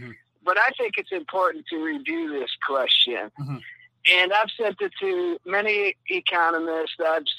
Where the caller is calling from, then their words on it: Mexico; Mike, this is the coolest white dude in Yashkabah, Mexico.